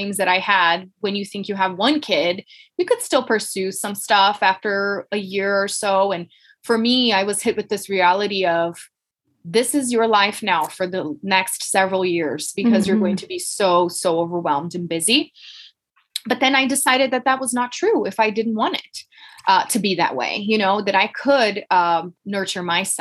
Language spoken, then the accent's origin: English; Brazil; English is a second language; moved away as an adult; now in Colorado, United States; I'm from Brazil originally